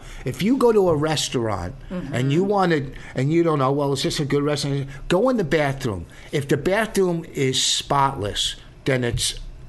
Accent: Plainfield, United States; I grew up in Plainfield

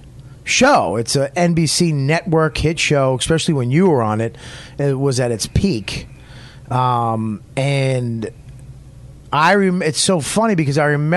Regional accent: New York, United States; moved away; I was from New York

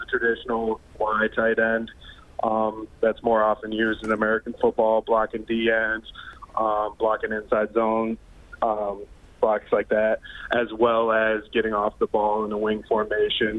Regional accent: Canada; as a Canadian fullback

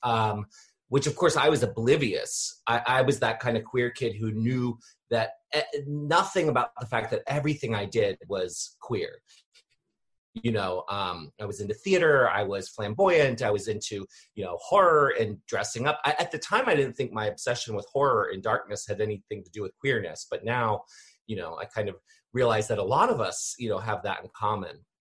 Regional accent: Annapolis, Maryland, United States; I'm in Maryland, so okay. I grew up here in in Maryland, uh, in Annapolis

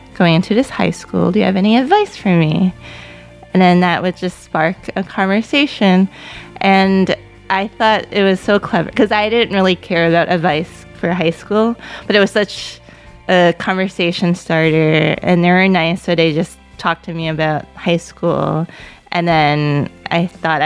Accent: New York City, New York, United States; born or raised there; first language Cantonese; English is a second language

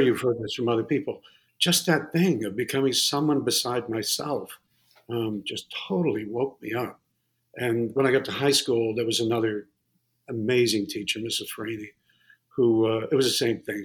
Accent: Massachusetts, United States; also born or lived in Connecticut; I grew up in uh, Massachusetts mostly. I, a little bit, a little bit in Connecticut.

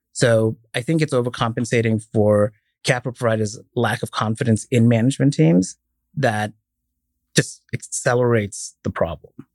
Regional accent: Dubai, United Arab Emirates; moved away as an adult; also born or lived in Indiana, United States; now in United States; I was born and raised in Dubai, came here, uh, to go to college, went to Purdue

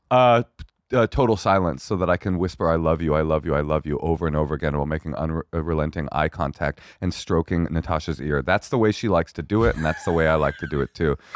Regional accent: California, United States; first of all, I'm from California and we eat hummus.

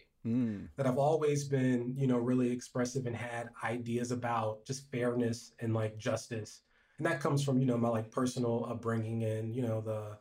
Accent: Columbus, Ohio, United States; I'm from Columbus, Ohio, which I thought was a big town growing up

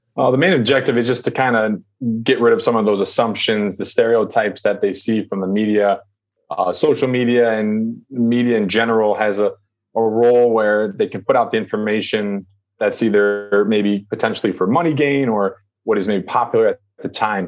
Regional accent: United States; also born or lived in China; I'm American.

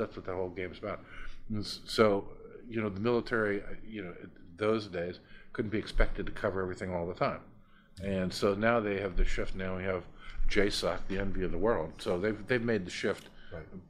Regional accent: United States; I'm an American

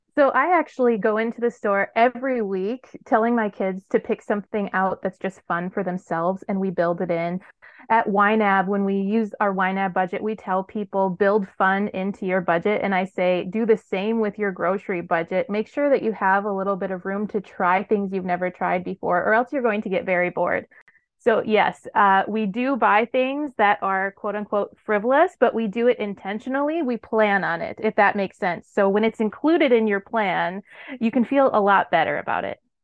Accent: Wisconsin, United States; moved away as an adult; back in my home state of Wisconsin

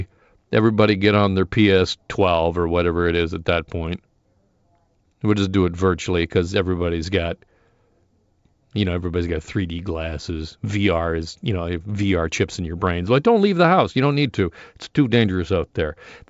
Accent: Burlington, Ontario, Canada; he's from Etobicoke, I'm from Burlington, tomato, tomato, I guess.

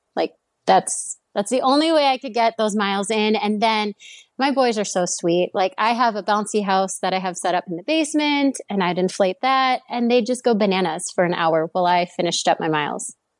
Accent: Stillwater, Minnesota, United States; I grew up in the Twin Cities area or the suburb of, um, Twin Cities in Minnesota

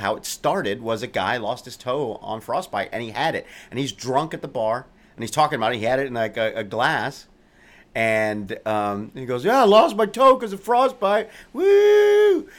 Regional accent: Immokalee, Florida, United States; moved away; my hometown. Which is? Immokalee, Florida. It's a small migrant farm working community. Very poor.

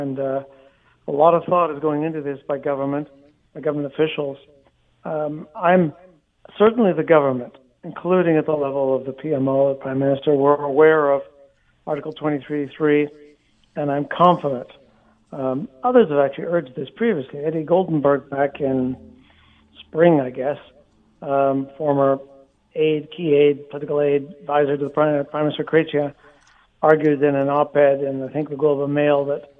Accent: Canada; as a Canadian

